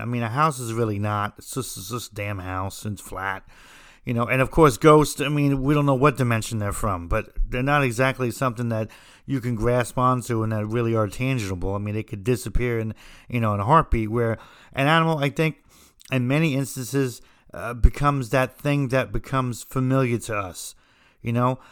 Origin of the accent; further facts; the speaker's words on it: New Jersey, United States; I'm from New Jersey